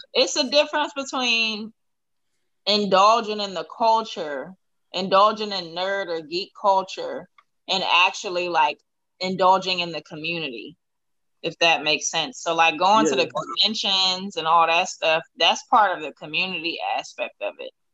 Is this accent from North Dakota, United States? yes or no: no; Washington, District of Columbia, United States; How do I not have a DC accent? I'm from here.